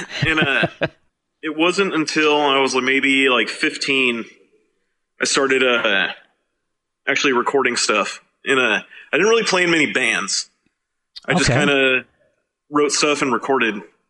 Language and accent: English; Reno, Nevada, United States; I was born and raised in Reno. All of us have lived here most of our lives.